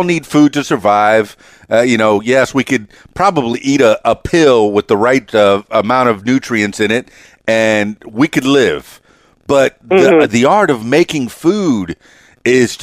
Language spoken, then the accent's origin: English; Miami, Florida, United States; now in Arkansas, United States; I'm Cuban from Miami